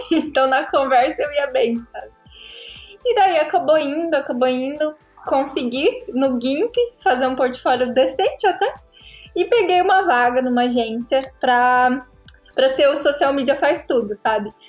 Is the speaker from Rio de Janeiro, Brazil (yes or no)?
no; Paraná, Brazil; Tenho 24 anos, sou do Paraná